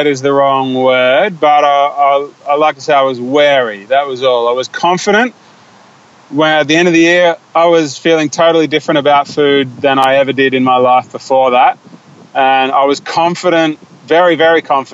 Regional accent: Australia; we're Australian and most of my friends are Australian

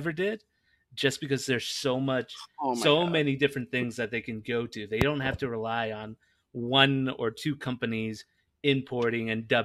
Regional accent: Los Angeles, California, United States; moved away; also born or lived in Nebraska; I grew up in Los Angeles

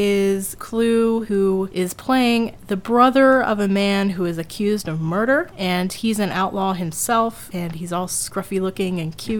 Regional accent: the South, United States; I grew up in the South where we're taught the Civil War like crazy.

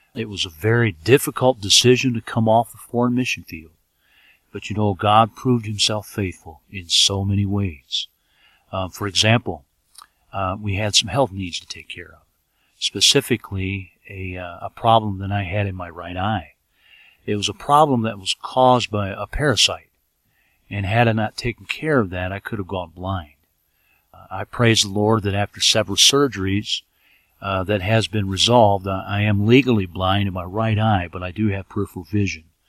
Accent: United States; moved away as an adult; also born or lived in Ethiopia

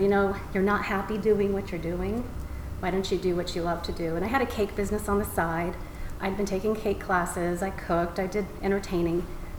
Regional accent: California, United States; But I really wanted to go back west. I'm originally from California. So we came out here for 18 months, and that was 20 plus years ago.

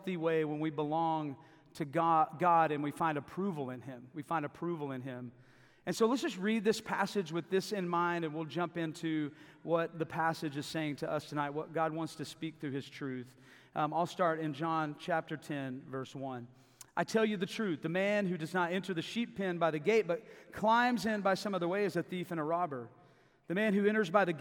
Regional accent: Davis, Oklahoma, United States; also born or lived in Tulsa, Oklahoma / Mexico City, Mexico; I grew up in Davis, Oklahoma, just down the hill.

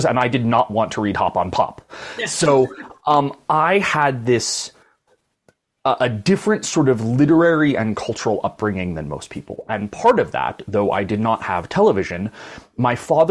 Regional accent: Boulder, Colorado, United States; I was born in Boulder, Colorado

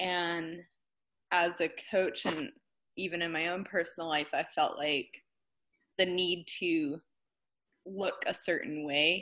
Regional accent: New Mexico, United States; also born or lived in Virginia; I was born in Virginia and lived in New Mexico, I would say, for the majority of my middle school, high school years. So I guess that's where I'd say I'm from

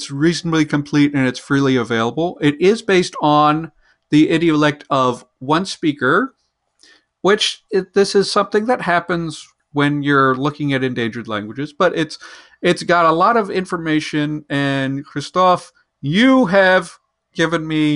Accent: United States; my own country, in the United States

